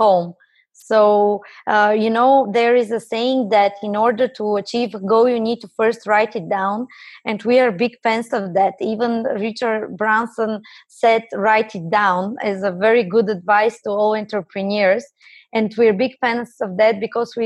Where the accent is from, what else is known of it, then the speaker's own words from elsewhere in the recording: Bulgaria; I'm coming from Bulgaria.